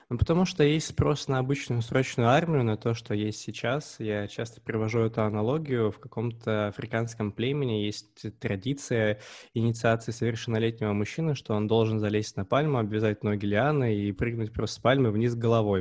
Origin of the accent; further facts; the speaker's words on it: Omsk, Omsk Oblast, Russia; я родом из Омска